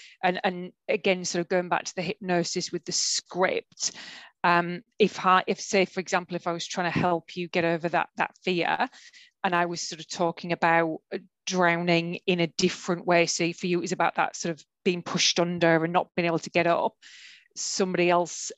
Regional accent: Brisbane, Queensland, Australia; I'm from Brisbane

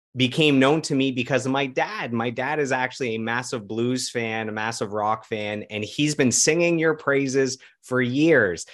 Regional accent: Ottawa, Ontario, Canada; also born or lived in Toronto; we're both born and raised in Ottawa

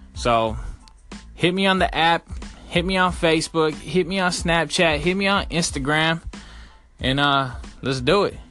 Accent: Sunnyvale, California, United States; I'm from Sunnyvale, California.

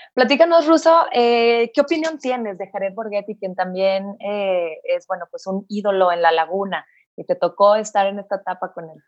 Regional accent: Mexico; Así somos los mexicanos

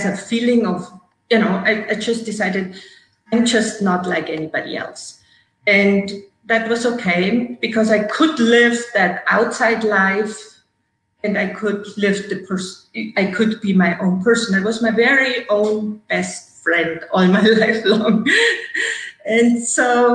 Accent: Germany; moved away as an adult; now in United States; who came to restore and relax in Germany, in my hometown

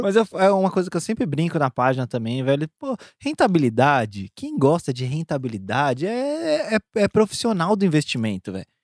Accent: São Paulo, Brazil; now in Goiânia, Brazil; Que eu tô morando em Goiânia, sou de São Paulo

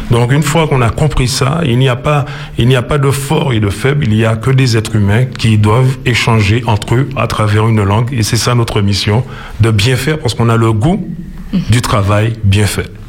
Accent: Martinique; nous sommes martiniquais, nous ne sommes pas seulement martiniquais de par notre histoire, nous sommes surtout martiniquais de par notre géographie

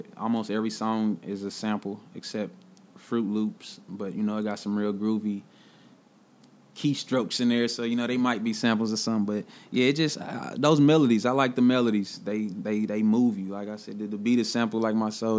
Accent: Kansas City, Missouri, United States; I'm really from the city, like, really born at Truman, you know, the county hospital, like, really from the city.

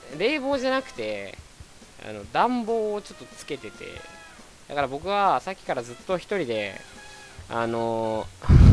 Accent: Hokkaido, Japan; moved away; 出身がね、あの、日本の中で一番北なんですよ。で、北の中の、あの、すごく大きいとこ

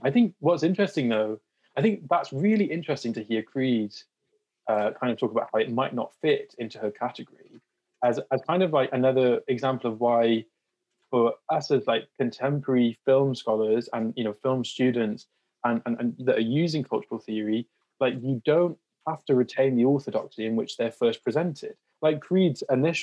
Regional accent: South Wales, United Kingdom; moved away as an adult; also born or lived in Durham / Liverpool; me going off to uni for the first time from South Wales

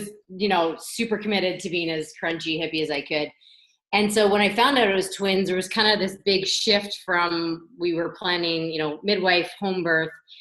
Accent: Toronto, Ontario, Canada; moved away as an adult; now in London, Canada; I grew up in Toronto, and then I came here to go to Western, and I never left

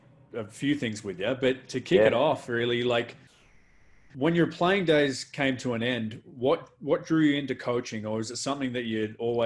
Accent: Melbourne, Victoria, Australia; I grew up in Melbourne as well.

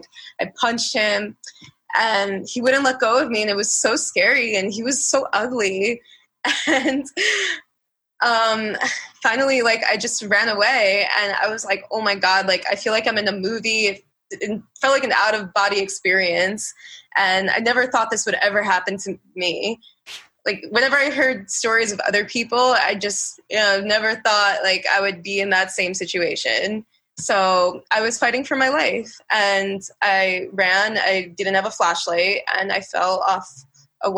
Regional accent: New York City, New York, United States; I'm a New Yorker.

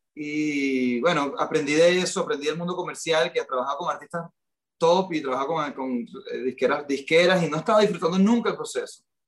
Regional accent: Venezuela; moved away as an adult; also born or lived in Miami; now in United States; … y yo somos una pareja latina, venimos los dos criados en Latinoamérica

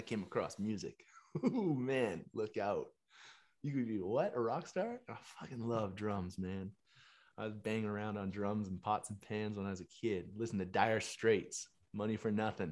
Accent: Chestermere, Alberta, Canada; growing up in Canada, a small town just east of Calgary, Chestermere, Alberta

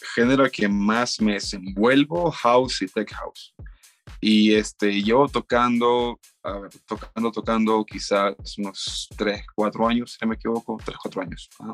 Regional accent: Guayaquil, Guayas, Ecuador; moved away as an adult; now in Cuenca, Ecuador; yo soy de Guayaquil, eh, vivo en Cuenca hace unos cinco años quizás

